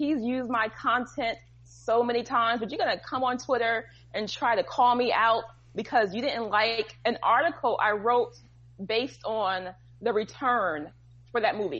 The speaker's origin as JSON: {"language": "English", "region": "New Jersey", "country": "United States", "said": "I'm from New Jersey."}